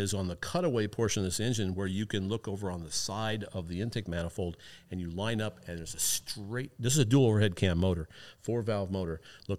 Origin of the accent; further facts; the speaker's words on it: Iowa, United States; I'm originally from Iowa. My parents grew up there. My dad was in the Marine Corps, so he moved us all over the place